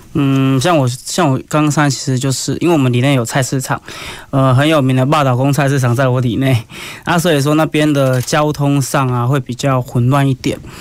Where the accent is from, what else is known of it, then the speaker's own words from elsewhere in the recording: Kaohsiung, Taiwan; 也希望说，呃，我们能为我们的家乡多做点事情，所以我就选择了，呃，出来选里长这条道路